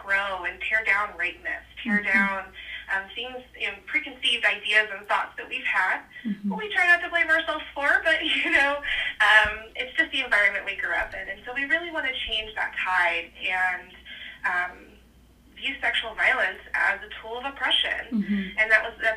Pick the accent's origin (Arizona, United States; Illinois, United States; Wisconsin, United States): Illinois, United States; just outside of Decatur; I grew up just right outside of Decatur. And so I've always been around this area